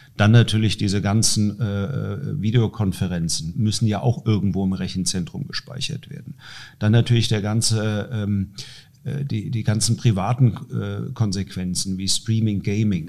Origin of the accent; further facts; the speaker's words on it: Dreieich, Hesse, Germany; ich komme aus Dreieich, eine Stadt mit 42.000, 43 43.000 Einwohnern